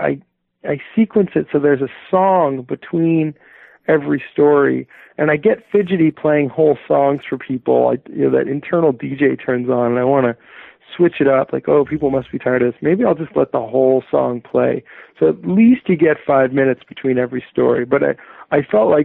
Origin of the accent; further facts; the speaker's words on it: Colorado, United States; now in Berkshires, Massachusetts, United States; I grew up in Colorado